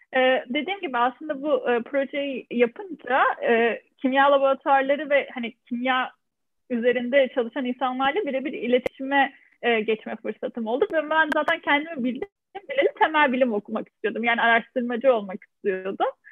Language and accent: Turkish; Adana, Turkey; moved away as an adult; also born or lived in Ankara; now in France; ben e, Adana doğumluyum. E, üniversiteye kadar olan eğitimimi de Adana'da tamamladım.